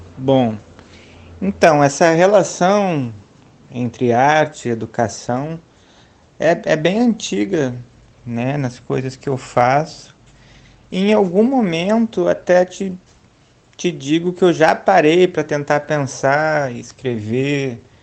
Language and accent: Portuguese; Porto Alegre, Rio Grande do Sul, Brazil; moved away as an adult; now in Rio de Janeiro, Brazil; E sou de Porto Alegre, nascido e criado lá até 2013, que é quando eu venho para o Rio de Janeiro